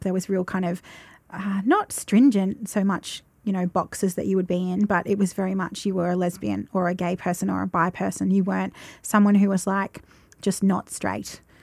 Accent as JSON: {"language": "English", "area": "Roche", "region": "Victoria", "country": "Australia", "tie": "born or raised there", "lives_now": "Shepparton, Australia", "said": "growing up in Roche, I remember there being, like, one gay guy at school"}